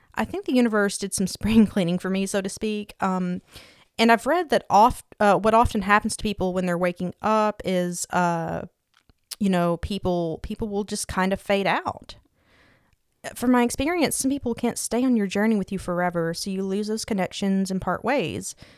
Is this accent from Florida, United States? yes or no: no; East Tennessee, United States; I was born and raised in East Tennessee